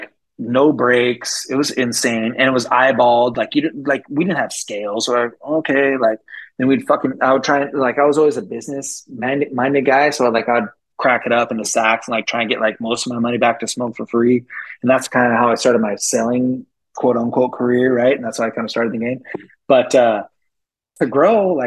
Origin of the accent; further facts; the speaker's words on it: San Francisco Bay Area, California, United States; I grew up in the Bay Area, so it's like San Francisco Bay Area